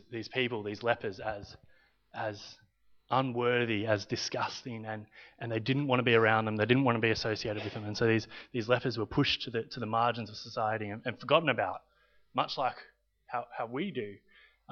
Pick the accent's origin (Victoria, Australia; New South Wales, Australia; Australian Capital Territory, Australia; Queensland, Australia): Victoria, Australia; also born or lived in Italy; I'm half Australian and half Italian.